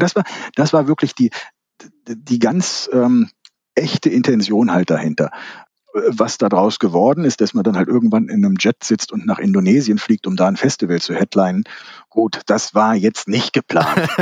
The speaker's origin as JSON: {"language": "German", "town": "Kassel", "region": "Hesse", "country": "Germany", "tie": "born or raised there", "said": "Aus Kassel. Born and raised in Kassel."}